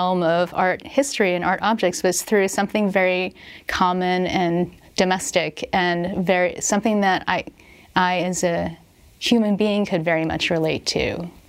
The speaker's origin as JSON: {"language": "English", "town": "Philadelphia", "region": "Pennsylvania", "country": "United States", "lives_now": "California, United States", "said": "You didn't have the people saying, oh, and where are you from? Well, I'm from Philly. And not having that be a surprise."}